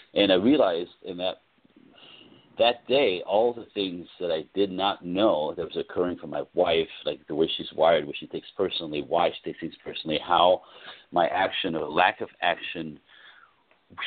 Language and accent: English; East Coast, United States; now in Los Angeles, United States; I come from the East Coast